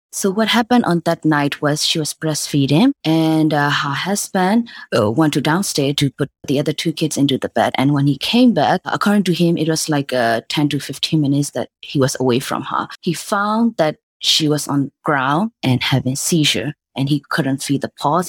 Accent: Myanmar; moved away as an adult; also born or lived in Michigan; I was born and raised in Myanmar

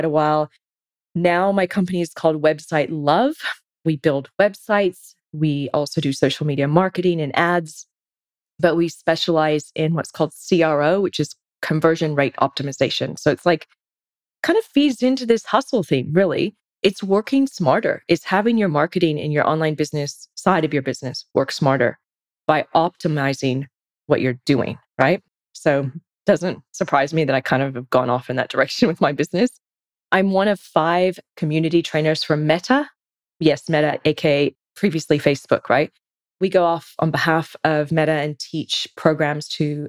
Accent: California, United States; moved away as an adult; now in Sydney, Australia; I'm originally from the States, from California. Been in Sydney since 2003

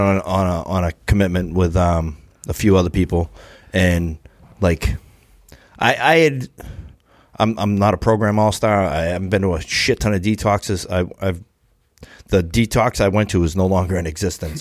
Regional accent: Brockton, Massachusetts, United States; I'm from Brockton

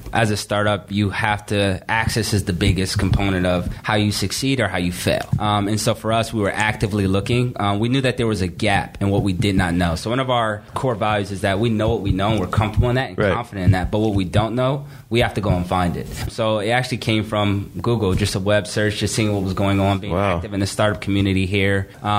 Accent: Columbus, Ohio, United States; born there; also born or lived in New Jersey / Raleigh, North Carolina; So for me, I was born in Columbus, Ohio, and kept moving further south. I think my parents love that southern hospitality as well as the cooking. So we moved from Ohio to New Jersey to North Carolina, and Raleigh, North Carolina

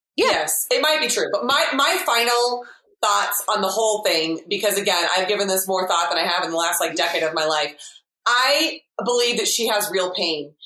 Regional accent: United States; I am English by um, heritage and family, but I have been raised in America, so I have a unique experience.

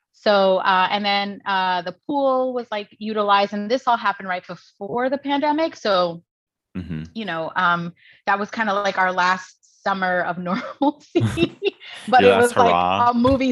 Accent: New York City, New York, United States; born or raised there

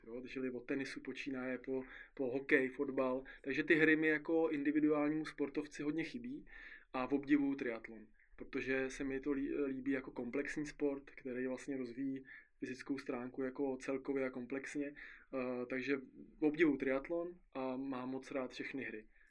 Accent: Czechia; u nás v Istebnici

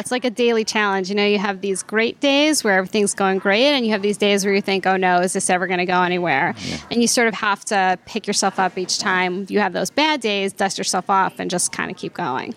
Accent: New York, United States; I grew up in New York and went to NYU Med School

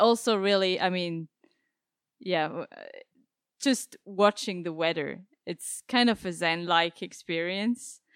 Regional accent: Basel, Basel-Stadt, Switzerland; moved away as an adult; also born or lived in Zurich; I come from Switzerland, yeah. I was born and raised, uh, in Basel

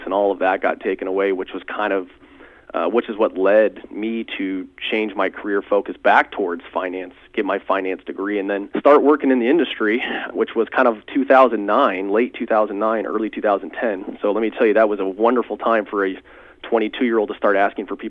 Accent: San Diego, California, United States; born and raised in San Diego

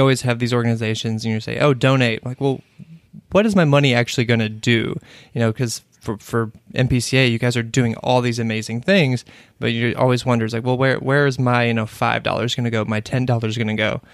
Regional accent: Kentucky, United States; now in Washington, D.C., United States; I'm from Kentucky

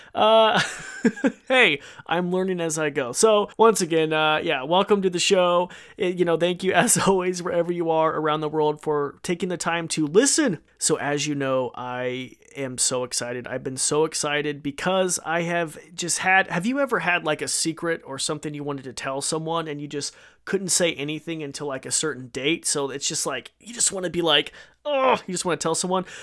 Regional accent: Idaho, United States; I'm from Idaho

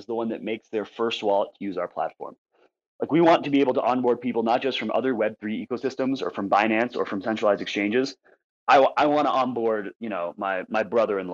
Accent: Nepal; I'm from Nepal, and we are a Nepalese team

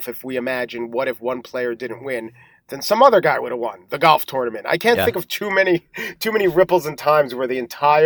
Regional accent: New York, United States; I was born in New York

